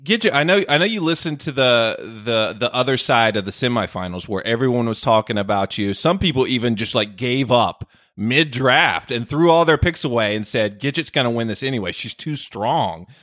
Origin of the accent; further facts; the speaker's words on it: North Carolina, United States; North Carolina, my home state